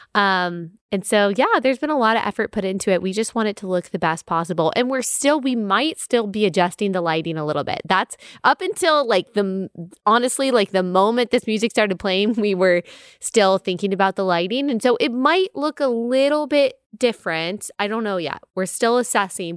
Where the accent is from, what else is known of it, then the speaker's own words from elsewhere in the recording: Texas, United States; I grew up in Texas, so we've got some odes to Texas also